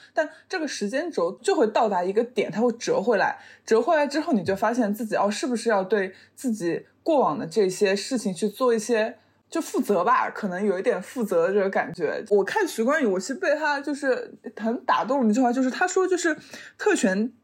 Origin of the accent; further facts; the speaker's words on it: Shanghai, China; 因为我妈妈是丹东人，然后她一直在俄罗斯工作，然后我爸爸是上海人，然后我是从小在上海长大，然后我每回一直去俄罗斯，然后我也没怎么去过丹东